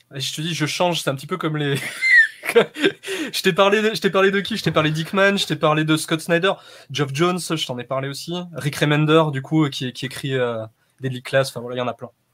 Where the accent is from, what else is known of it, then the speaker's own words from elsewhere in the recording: Saint-Étienne, Auvergne-Rhône-Alpes, France; moved away; Je suis né à Saint-Etienne, ouais. Ça fait 18 ans que j'y suis plus, mais, mais je suis originaire de là-bas, ouais.